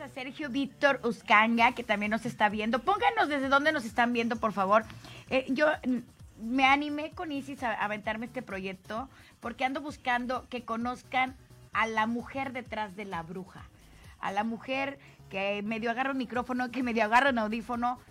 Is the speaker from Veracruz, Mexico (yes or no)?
yes; Tlacotalpan, Veracruz, Mexico; moved away; De mi pueblo